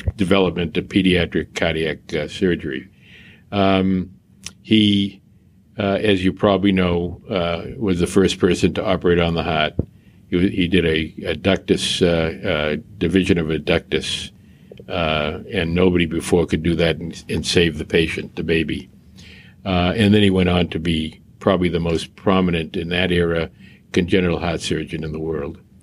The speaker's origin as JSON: {"language": "English", "town": "Boston", "region": "Massachusetts", "country": "United States", "tie": "born or raised there", "said": "I grew up in Mattapan uh, and uh, Dorchester in Boston."}